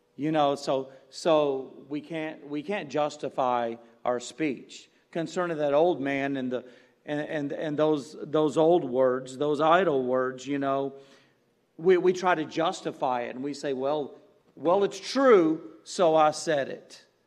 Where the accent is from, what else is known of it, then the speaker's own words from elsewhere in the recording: Galena Park, Texas, United States; when I was a kid and growing up in Galena Park, you're by all those refineries and, and plants